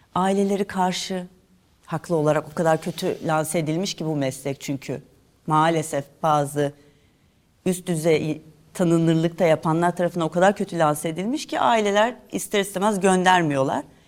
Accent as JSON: {"language": "Turkish", "region": "Istanbul", "country": "Turkey", "tie": "born or raised there", "also_born_or_lived": "Fatih (Fındıkzade), Istanbul / Italy / Edirne", "said": "Sultan Gazi'de büyüdüm."}